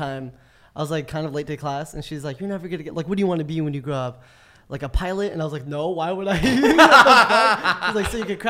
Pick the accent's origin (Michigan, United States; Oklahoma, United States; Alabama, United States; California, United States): California, United States; Orange County; now in Long Beach, United States; Growing up in like Orange County